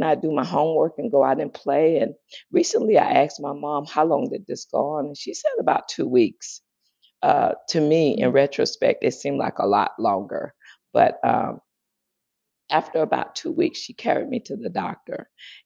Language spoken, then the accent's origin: English; Greenville, South Carolina, United States; born or raised there; moved away; also born or lived in San Diego